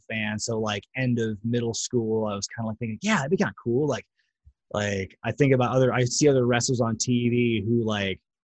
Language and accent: English; Portland, Oregon, United States; also born or lived in Eugene, Oregon; Buddy and Ed had a wrestling school like in my hometown of Portland